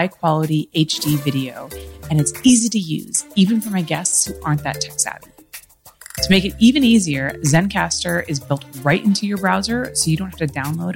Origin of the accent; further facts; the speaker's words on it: Los Angeles, California, United States; I've lived in LA my whole life